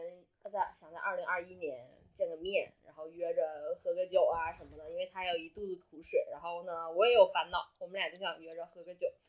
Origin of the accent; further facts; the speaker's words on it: Panjin, Liaoning, China; 来到盘锦， 嗯 我的家乡。